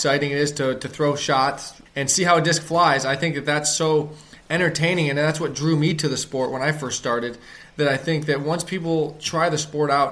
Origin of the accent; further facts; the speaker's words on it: Ohio, United States; I grew up in Ohio